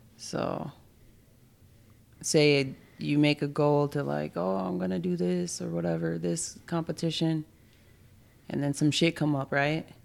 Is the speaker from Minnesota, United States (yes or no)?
yes; Minneapolis, Minnesota, United States; I grew up in Minneapolis